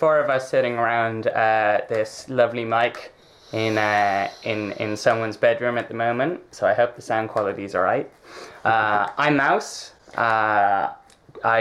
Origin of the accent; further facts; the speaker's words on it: County Clare, Ireland; now in Dublin, Ireland; I was born out in County Clare, and there's very little resources kind of around there. There's very little work. I was lucky enough to grow up in a town